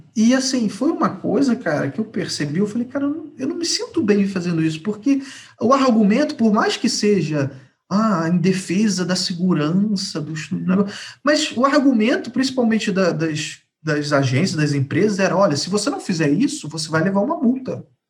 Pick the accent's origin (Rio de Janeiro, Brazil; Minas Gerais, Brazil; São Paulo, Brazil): Rio de Janeiro, Brazil; Rio de Janeiro. Nascido e criado no Rio.